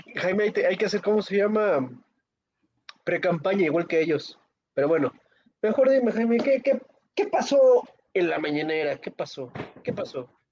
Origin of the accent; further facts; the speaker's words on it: Pátzcuaro, Michoacán, Mexico; mi hermoso pueblo de donde soy, Pátzcuaro, Michoacán